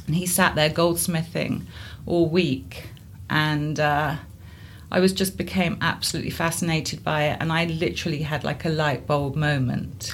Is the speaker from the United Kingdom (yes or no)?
yes; Guildford, South East England, United Kingdom; also born or lived in Somerset; I grew up in Guildford in Surrey.